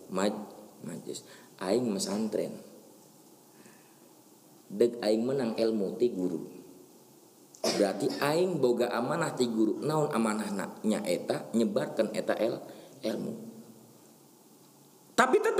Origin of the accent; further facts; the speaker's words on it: Banten, Indonesia; ini pernah kejadian ini di kampung kami pernah kejadian karena ngikutin tanggal kalian kalender. Lah biasa kan orang Banten mah kalau besok puasa malamnya itu syukuran riungan.